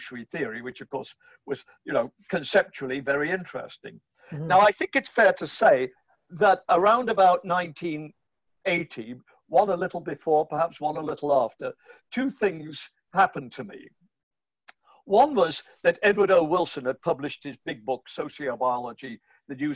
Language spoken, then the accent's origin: English; England, United Kingdom; moved away as an adult; also born or lived in Canada; now in Florida, United States; I grew up in England in the 1950s.